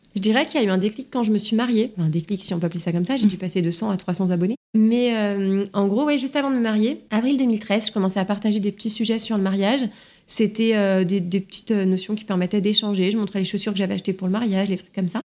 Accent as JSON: {"language": "French", "town": "Lyon", "region": "Auvergne-Rhône-Alpes", "country": "France", "tie": "born or raised there", "moved": "yes", "said": "moi j'ai grandi à Lyon, j'ai toujours euh, vécu à Lyon euh, jusqu'à mon arrivée ici"}